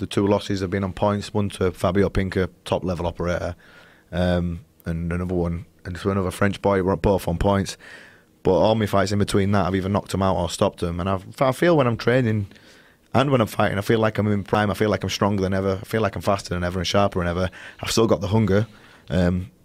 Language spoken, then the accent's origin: English; Leeds, Yorkshire and the Humber, United Kingdom; I'm from Leeds, which is up north.